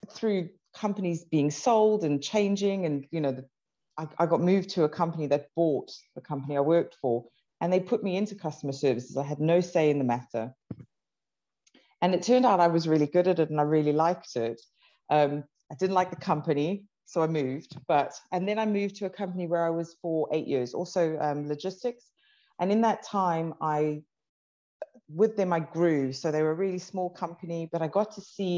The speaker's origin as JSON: {"language": "English", "country": "South Africa", "tie": "born or raised there", "said": "I grew up in South Africa."}